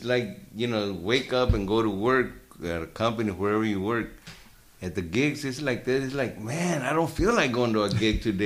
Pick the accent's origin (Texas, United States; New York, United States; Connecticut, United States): Texas, United States; Temple; growing up in Temple, we had one friend in Mexico, everybody called him Mexico.